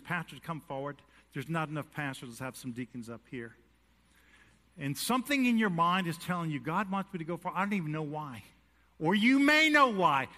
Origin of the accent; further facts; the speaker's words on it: New York City, New York, United States; I was born in New York City